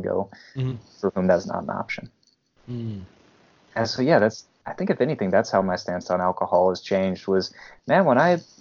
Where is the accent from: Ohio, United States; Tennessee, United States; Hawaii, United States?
Tennessee, United States; Memphis; moved away; also born or lived in Columbus area; as a native Southerner, mm-hmm. I'm from Memphis, Tennessee originally